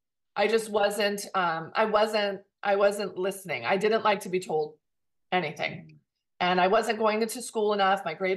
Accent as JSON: {"language": "English", "region": "Southern California", "country": "United States", "tie": "born or raised there", "said": "And I grew up here. I grew up in Southern California. I still live in Southern California. I still live in the town I grew up"}